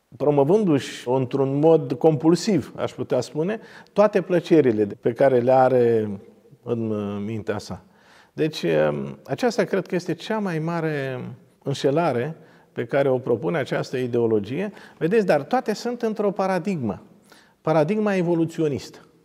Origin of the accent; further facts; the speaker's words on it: Romania; Din România